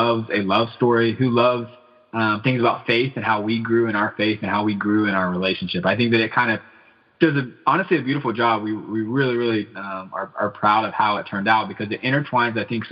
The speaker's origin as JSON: {"language": "English", "region": "Georgia", "country": "United States", "moved": "yes", "said": "I'm from Georgia originally"}